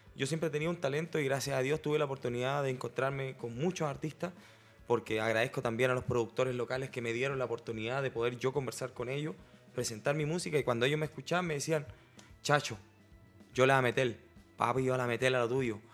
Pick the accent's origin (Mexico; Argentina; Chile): Chile; yo mismo siendo chileno